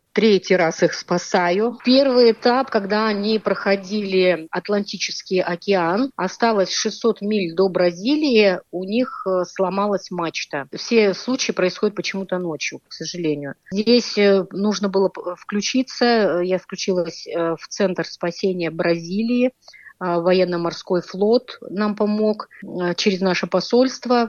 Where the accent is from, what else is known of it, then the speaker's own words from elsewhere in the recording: Tomsk, Tomsk Oblast, Russia; Мы из Томска